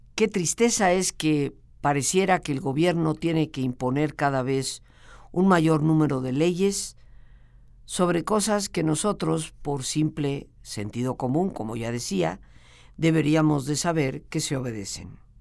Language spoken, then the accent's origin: Spanish; Mexico; nosotros como mexicanos